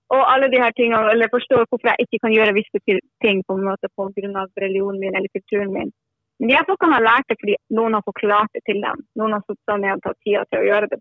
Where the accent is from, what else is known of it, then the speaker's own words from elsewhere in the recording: Northern Norway, Norway; now in Bergen, Norway; Vokst opp i Norda